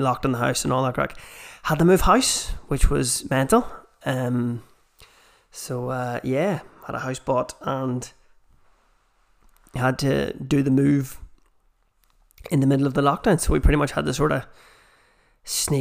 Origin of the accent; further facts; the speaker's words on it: Armagh, Northern Ireland, United Kingdom; accent: Armagh; the Armagh accent. Which I have myself